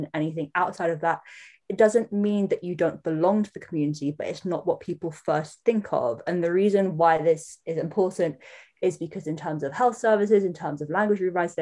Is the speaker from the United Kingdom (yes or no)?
yes; London, United Kingdom; moved away as an adult; also born or lived in Samoa (ancestry); now in New Zealand; I was born in London, which makes me London-born Samoan. And I have been living in Aotearoa, New Zealand for the past almost 11 years.